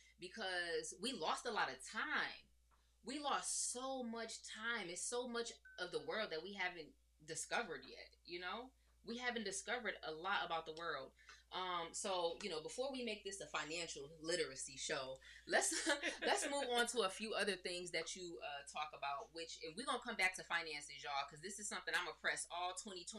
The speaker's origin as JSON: {"language": "English", "town": "Detroit", "region": "Michigan", "country": "United States", "said": "I'm from Detroit"}